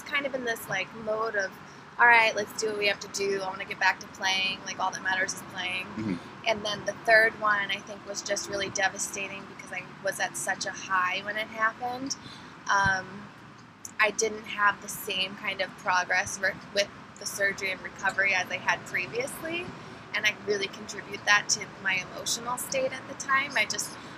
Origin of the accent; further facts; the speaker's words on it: Philadelphia, Pennsylvania, United States; also born or lived in East Carolina; I grew up in Philadelphia, or outside of Philadelphia in the suburbs